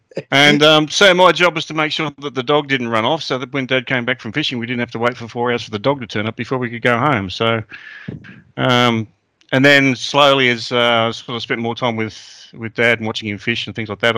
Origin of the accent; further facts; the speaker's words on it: Launceston, Tasmania, Australia; also born or lived in Ulverstone, Tasmania / King Island, Tasmania; now in Victoria, Australia; I grew up in Tasmania, so I was born in a little town called Ulverston, which is on the northwest coast of Tasmania. So I spent most of my formative years in Launceston, although I did spend a little bit of time on King Island when I was younger.